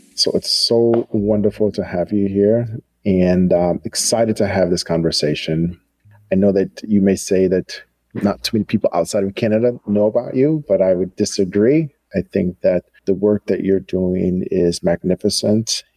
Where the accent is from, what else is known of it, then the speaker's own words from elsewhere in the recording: United States; a Black American